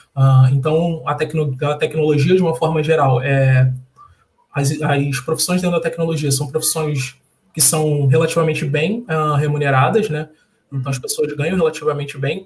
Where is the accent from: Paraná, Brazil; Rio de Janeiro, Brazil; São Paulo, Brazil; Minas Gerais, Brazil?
Rio de Janeiro, Brazil; Sou carioca, nascido e criado numa favela aqui do Rio